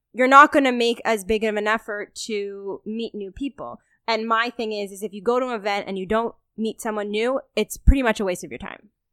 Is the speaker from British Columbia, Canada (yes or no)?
no; Toronto, Ontario, Canada; we're both born and raised in Toronto